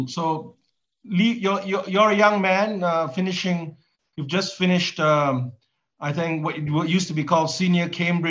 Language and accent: English; Malaysia; now in Fremantle, Australia; I was growing up in Malaysia